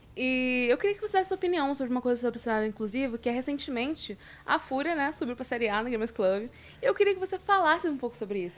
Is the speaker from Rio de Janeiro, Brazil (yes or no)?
yes; Rio de Janeiro, Brazil; now in São Paulo, Brazil; tanto eu quanto a Vinícius somos do Rio.